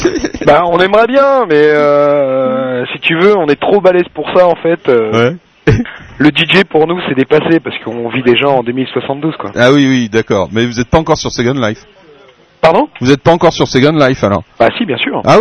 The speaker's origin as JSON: {"language": "French", "town": "L'Aigle", "region": "Normandy", "country": "France", "said": "on est originaire de l'Aigle."}